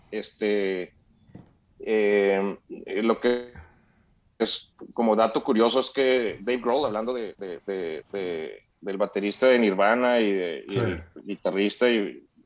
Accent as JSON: {"language": "Spanish", "region": "Chihuahua", "country": "Mexico", "said": "No, somos de Chihuahua"}